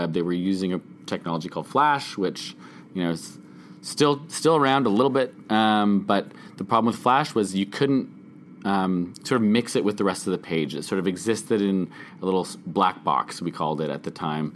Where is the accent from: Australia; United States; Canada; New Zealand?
Canada; I'm a Canadian documentary filmmaker